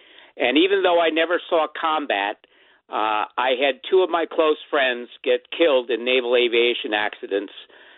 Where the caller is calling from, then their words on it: Poughkeepsie, New York, United States; Hi, I'm actually calling from Poughkeepsie